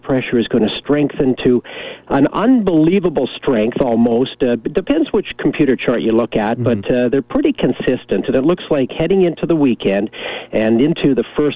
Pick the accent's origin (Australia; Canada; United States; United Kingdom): Canada; Kamloops, British Columbia; moved away as an adult; growing up in Kamloops as a kid, I loved it, if I recall. You know, I was born in Kamloops and lived there till I was about 21 in high school and college